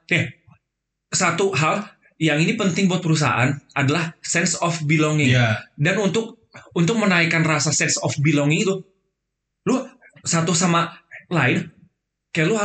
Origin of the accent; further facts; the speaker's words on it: West Java, Indonesia; gua kan gua kan Sunda.